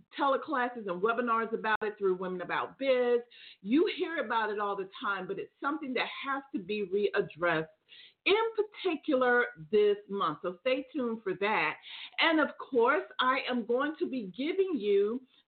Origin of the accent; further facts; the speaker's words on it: Atlanta, Georgia, United States; we are truly coming into the fall season here in my hometown of Atlanta